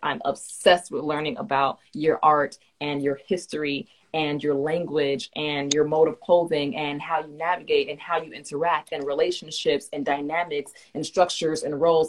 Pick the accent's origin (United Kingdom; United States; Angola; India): United States; Miami, Florida; I grew up in Miami, we not the most friendly